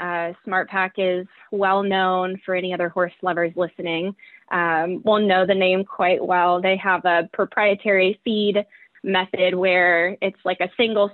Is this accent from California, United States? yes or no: no; Southwest Virginia, United States; moved away as an adult; also born or lived in New England; I'm a Southerner at heart. I grew up in Southwest Virginia